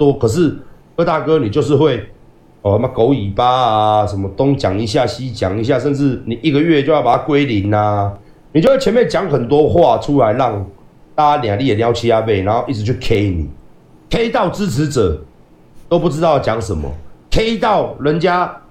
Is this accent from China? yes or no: no; Taiwan; 身为一个台湾人，你的底线到底在哪里？